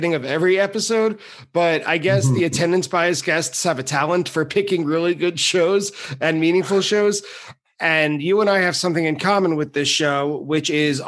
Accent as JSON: {"language": "English", "region": "New York", "country": "United States", "said": "I'm from New York"}